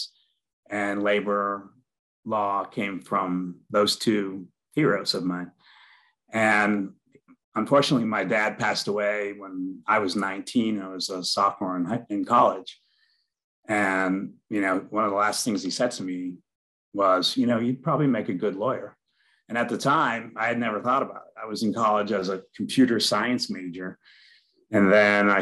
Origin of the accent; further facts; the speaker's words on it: Worcester, Massachusetts, United States; a blue collar kid growing up in Worcester, which is a blue collar town